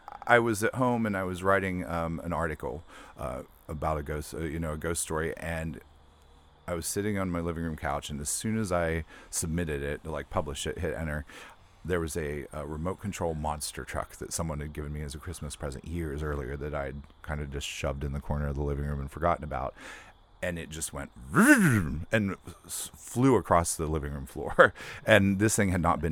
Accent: West Virginia, United States; I grew up in West Virginia

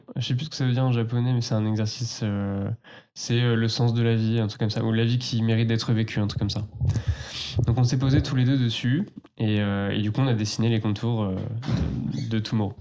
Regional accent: Tours, Centre-Val de Loire, France; j'ai grandi plus bas, euh, dans la Loire, vers Tours

